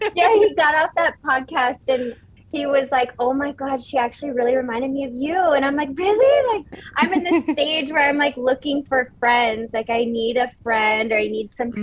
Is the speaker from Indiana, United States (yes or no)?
no; Orange County, California, United States; moved away as an adult; I'm from Orange County, California, which is like beach, bougie malls.